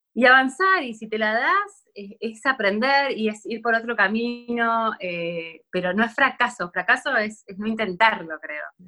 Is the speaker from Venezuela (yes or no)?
no; Buenos Aires, Argentina; also born or lived in France; yo soy acá de Buenos Aires